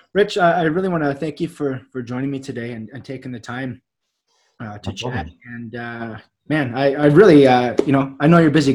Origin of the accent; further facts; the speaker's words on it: Canada; I'm Canadian, I can come live in London just because I'm a citizen of Canada